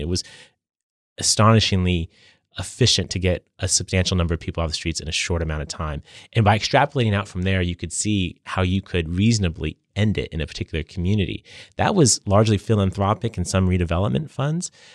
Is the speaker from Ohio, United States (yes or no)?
no; San Diego, California, United States; I've spent my career serving my hometown